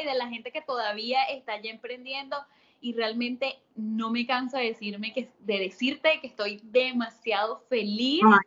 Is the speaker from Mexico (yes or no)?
no; Venezuela; moved away as an adult; nosotras somos venezolanas